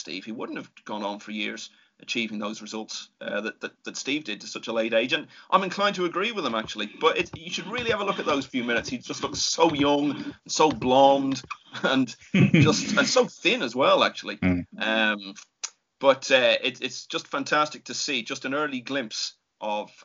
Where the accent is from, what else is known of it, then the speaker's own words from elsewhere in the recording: Ireland; being an Irishman